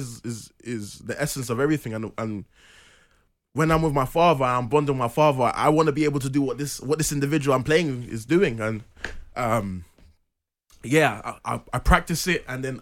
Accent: London, United Kingdom; I grew up in Southeast London, Penge.

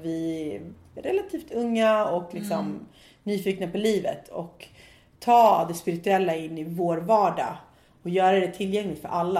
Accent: Nacka, Stockholm County, Sweden; also born or lived in Ecuador; jag är också från Stockholm. Ehm, jag kommer från en fin förort

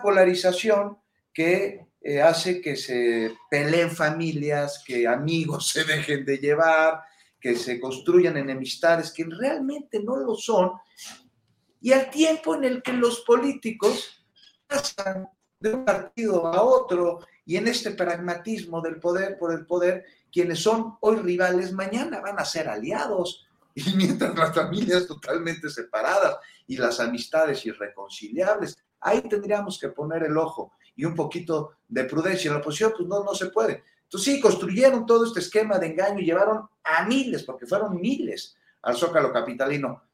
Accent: Mexico; todos somos mexicanos

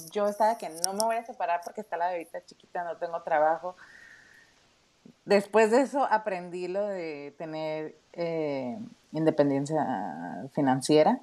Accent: Tijuana, Baja California, Mexico; accent: norteña; moved away as an adult; now in Ingolstadt, Germany; soy originaria de Tijuana, México, soy norteña, ahí por si escuchan mi acento

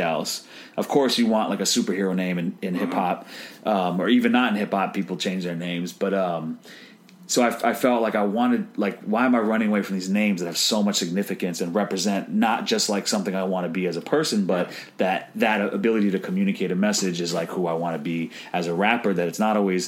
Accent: New York City, New York, United States; I'm from New York, from the Upper West Side

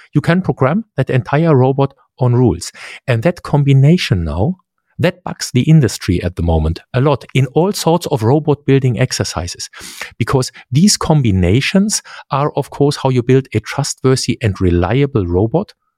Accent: Central Germany, Germany; English is a second language; grew up in central Germany.

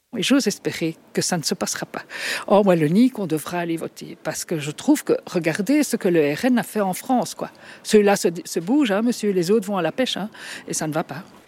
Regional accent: Ittre, Wallonia, Belgium; je viens de Itran, Brabant-Wallon, donc de l'autre côté du Grenz

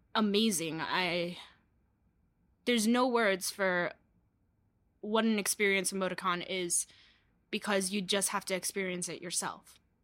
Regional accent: New York City, New York, United States; I hail from Brooklyn, New York

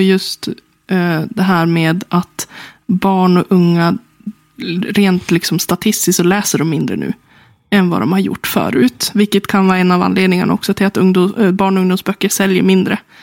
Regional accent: Sundsvall, Västernorrland County, Sweden; Jag är från Sundsvall själv

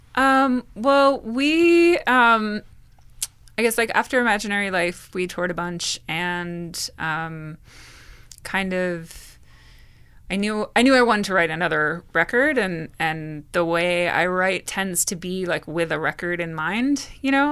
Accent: Bridgewater, New Jersey, United States; I grew up in Bridgewater. I grew up in Martinsville, which is part of Bridgewater Township

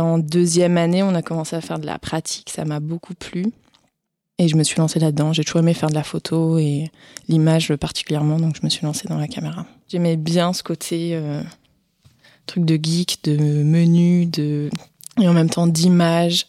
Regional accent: Ardèche, Auvergne-Rhône-Alpes, France; moved away as an adult; also born or lived in Paris; Je viens d'Ardèche à la base

